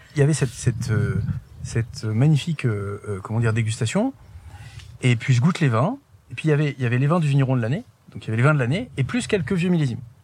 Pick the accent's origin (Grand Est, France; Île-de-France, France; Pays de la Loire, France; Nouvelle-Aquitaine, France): Île-de-France, France; Paris; also born or lived in Haute-Loire; now in Espaly-Saint-Marcel, France; je suis né euh, à Paris. J'ai appris à grandir, j'ai appris à marcher euh, dans le jardin des Tuileries. Mes parents habitaient dans le deuxième